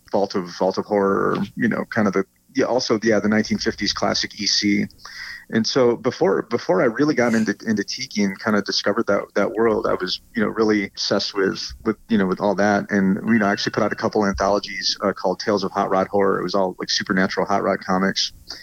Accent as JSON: {"language": "English", "town": "Flint", "region": "Michigan", "country": "United States", "moved": "as an adult", "lives_now": "San Diego, United States", "said": "I'm from Flint, Michigan, originally. Went to art school in Michigan, and then moved to the West Coast about 21 years ago."}